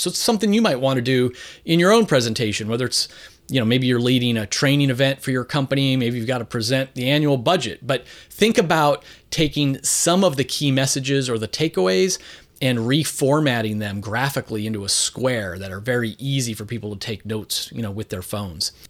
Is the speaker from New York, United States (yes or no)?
no; Philadelphia, Pennsylvania, United States; I'm coming to you today from my hometown of Philadelphia, Pennsylvania